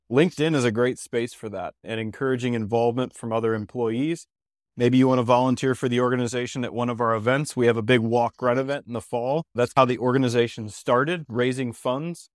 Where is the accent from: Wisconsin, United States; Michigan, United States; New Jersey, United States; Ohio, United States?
Ohio, United States; moved away as an adult; also born or lived in Belize; now in Denver, United States; I'm originally from Ohio